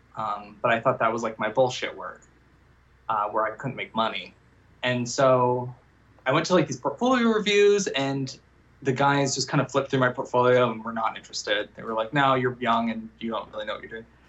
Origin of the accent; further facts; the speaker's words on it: Las Vegas, Nevada, United States; I grew up, I grew up in Las Vegas